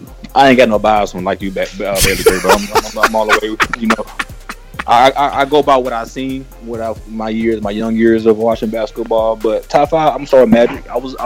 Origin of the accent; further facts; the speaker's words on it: Houston, Texas, United States; I grew up in Houston